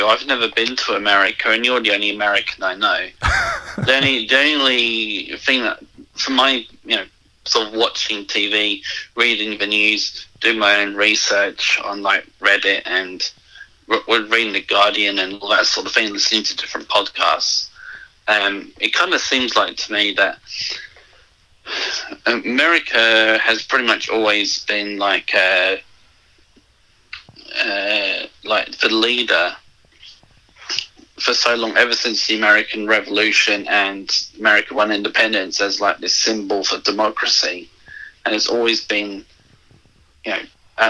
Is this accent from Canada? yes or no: no; England, United Kingdom; now in Australia; When I was a kid, growing up in England